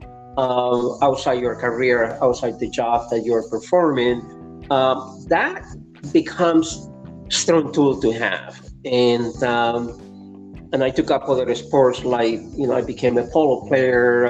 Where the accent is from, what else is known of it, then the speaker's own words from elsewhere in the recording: Lima, Peru; English is a second language; moved away as an adult; now in Canada; I was growing up in Lima, Peru